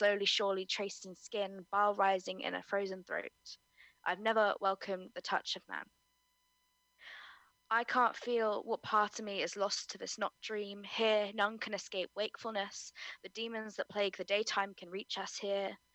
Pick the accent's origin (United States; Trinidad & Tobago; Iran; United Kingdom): United Kingdom; Cornwall, South West England; I'm a Cornish maiden who lives such a messy life